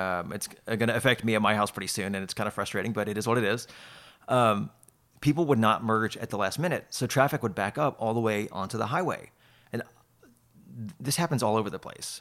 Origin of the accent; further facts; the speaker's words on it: Houston, Texas, United States; moved away; also born or lived in Austin; I was born in Houston